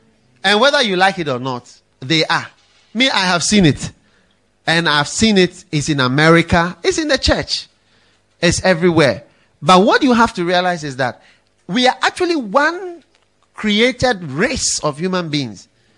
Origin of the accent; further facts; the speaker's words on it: Ghana; And stop thinking, well, we are Christians. And you know, we are from Ghana. And you know, in Ghana, we don't.